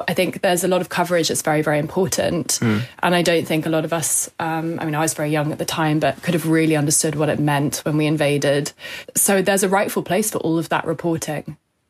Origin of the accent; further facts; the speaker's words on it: United Kingdom; I'm a British photojournalist